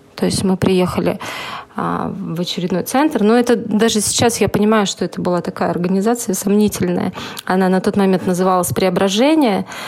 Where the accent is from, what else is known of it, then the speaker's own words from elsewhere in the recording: Saint Petersburg, Russia; Хотя я единственная была сама как бы питерская